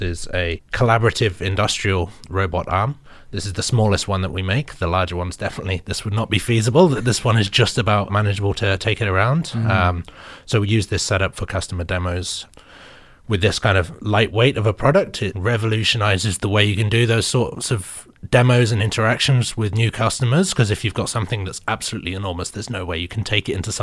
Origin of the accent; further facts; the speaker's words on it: United Kingdom; now in China; The 23andMe came back like British